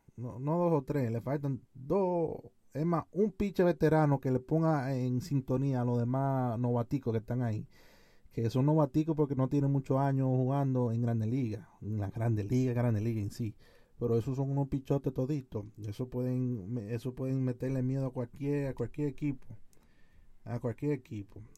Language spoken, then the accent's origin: Spanish; Dominican Republic; como jóvenes y dominicanos que somos como dominicanos que somos